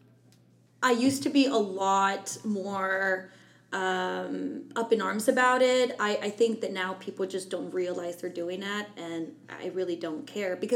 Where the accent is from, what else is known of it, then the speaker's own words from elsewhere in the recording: Mexico; now in Austin, United States; I'm just a Mexican woman